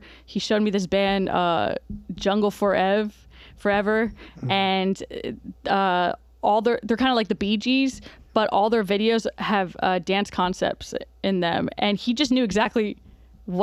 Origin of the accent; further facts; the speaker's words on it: South Florida, United States; moved away; I'm from South Florida, and when I was younger, I was heavily involved in the hip hop scene down there, in Miami especially